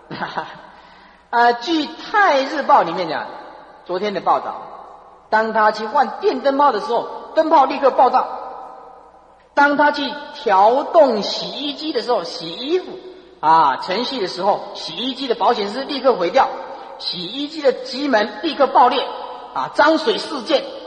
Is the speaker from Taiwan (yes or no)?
no; China; 那么我们中国人呢，刻中文